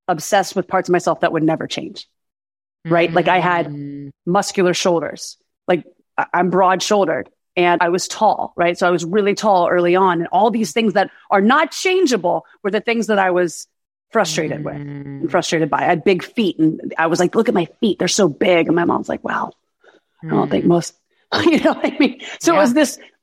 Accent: Birmingham, Alabama, United States; moved away as an adult; now in Los Angeles, United States; I'm originally from Birmingham, Alabama, but I've lived in LA for 21 years.

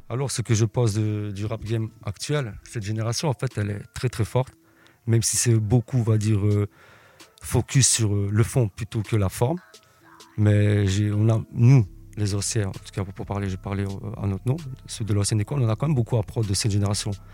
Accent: Liège, Wallonia, Belgium; je viens de Liège.

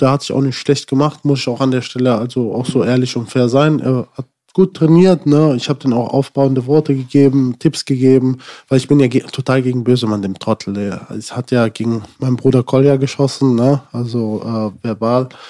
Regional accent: Germany; ich bin in Deutschland geboren, ich habe einen deutschen Pass

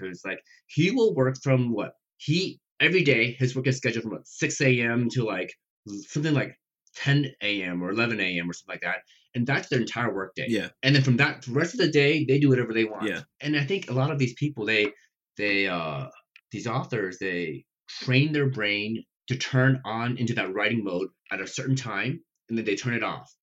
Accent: Nebraska, United States; born or raised there; English is a second language; also born or lived in Taiwan

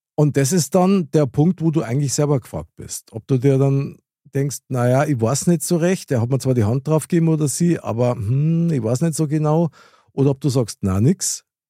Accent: Bavaria, Germany; bei uns in Bayern

